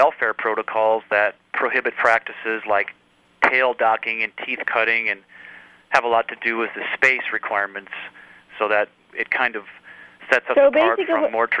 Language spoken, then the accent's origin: English; Iowa, United States; I am a farmer from Iowa, and we are producing organic pork at my 6th generation farm near Dyersville, Iowa.